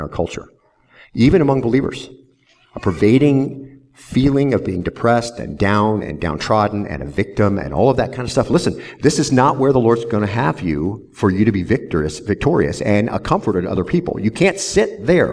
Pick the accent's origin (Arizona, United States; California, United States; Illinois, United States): Arizona, United States; Southwest; now in Lynchburg, United States; I grew up in Southwest Arizona